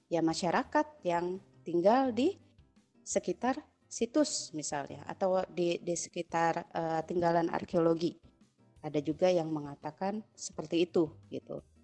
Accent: Java, Indonesia; jadi misalnya ya gue orang Jawa gitu kan bapak ibu Jawa asli gitu kan walaupun gue tinggal dimanapun gue akan selalu terkoneksi dengan budaya Jawa gitu walaupun gue nggak tinggal di Jawa

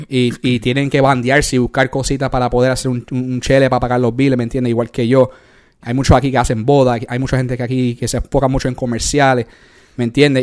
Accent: New York, United States; moved away as an adult; yo nací en New York, uh, you know, I came of age in New York

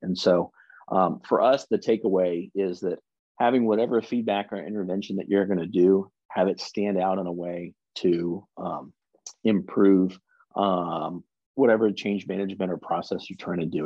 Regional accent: the South, United States; we're both from the South

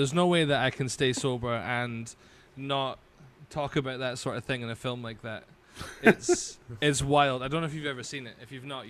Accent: Highlands of Scotland, United Kingdom; I grew up in the Highlands of Scotland, man.

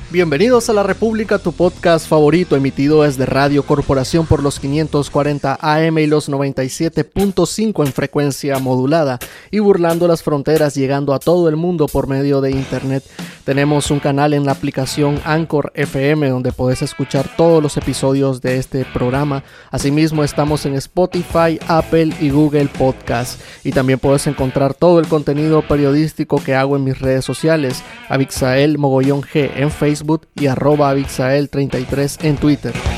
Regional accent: Nicaragua; como nicaragüense

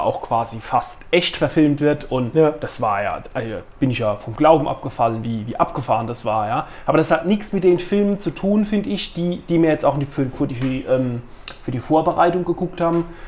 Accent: Neustadt, Germany; in Neustadt, wo ich aufgewachsen bin

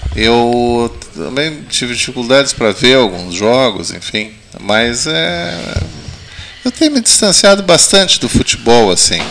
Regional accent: Bagé, Rio Grande do Sul, Brazil; now in Pelotas, Brazil; Eu que não sou daqui, fui criado em Bagé

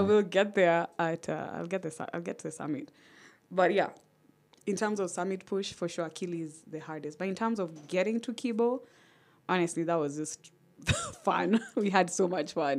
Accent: Kenya; I'm Kenyan

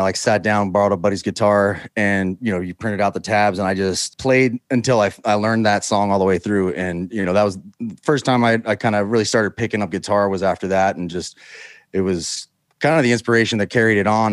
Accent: Houston, Texas, United States; also born or lived in Utah; Grew up in Houston

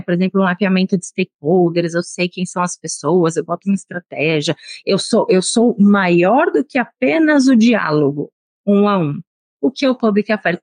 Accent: São Paulo, Brazil; moved away as an adult; now in Brasília, Brazil; eu sou de São Paulo

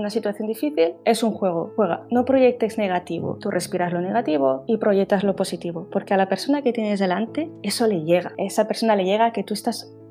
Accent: Spain; moved away; La sensación de que tus raíces, ¿no? De soy española, ¿no? Ese corazón caliente, no se olvidan están, pero me libero mucho cuando me voy eh, fuera de España.

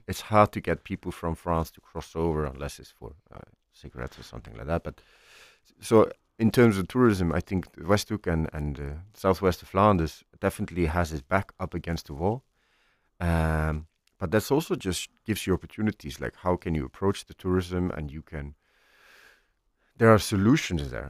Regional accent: Iceland; moved away as an adult; I'm from Iceland, um, uh, which is a phenomenal country

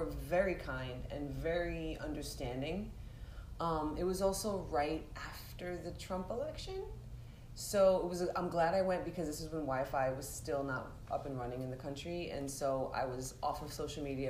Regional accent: New York, United States; I was New Yorker

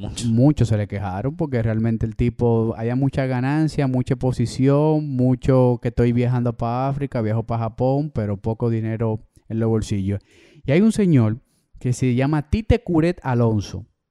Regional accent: Dominican Republic; nosotros somos dominicanos de República Dominicana.

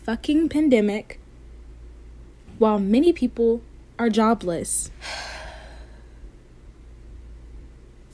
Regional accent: Tulsa, Oklahoma, United States; I grew up 20 minutes outside of Greenwood. I grew up in a suburb

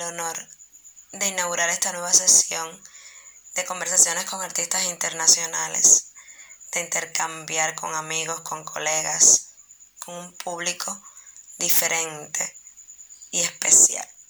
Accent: Cuba; also born or lived in Santiago de Cuba; soy actriz cubana, vivo en Santiago de Cuba, una de las ciudades más hermosas de este mi país, que es Cuba

